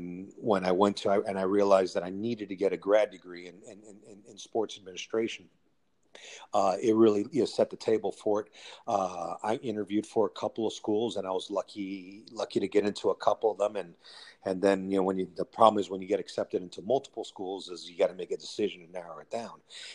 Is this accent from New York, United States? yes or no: no; Miami, Florida, United States; also born or lived in Cuba / Toledo, Ohio; I went to high school in Miami, Florida. I was born in Cuba, very lucky to get out when I was young, very young lad.